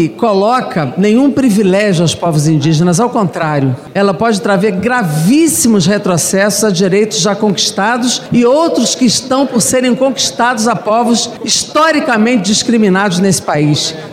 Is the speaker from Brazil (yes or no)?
yes; Santa Catarina, Brazil; como presenciei lá no meu estado de Santa Catarina